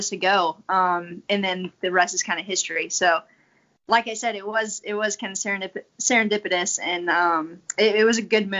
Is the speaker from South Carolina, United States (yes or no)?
yes; South Carolina, United States; And then I was a military brat, so we moved around a lot. And then once he retired in South Carolina, I just ended up growing up there.